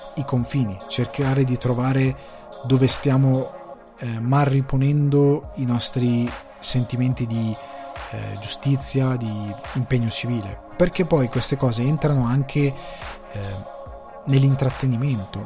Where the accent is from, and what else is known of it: Italy; now in Ireland